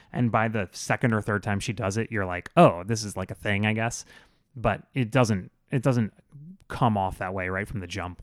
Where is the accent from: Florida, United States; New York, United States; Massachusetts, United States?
Florida, United States; growing up in Florida